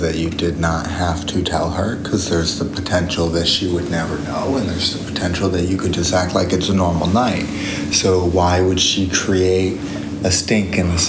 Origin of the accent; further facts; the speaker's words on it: Florida, United States; moved away as an adult; There's a huge benefit to leaving your hometown. You know that. I moved from Florida to here.